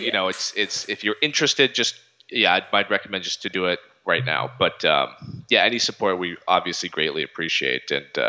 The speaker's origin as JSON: {"language": "English", "town": "Charlottesville", "region": "Virginia", "country": "United States", "tie": "born or raised there", "moved": "yes", "said": "working here in Virginia in my hometown of Charlottesville"}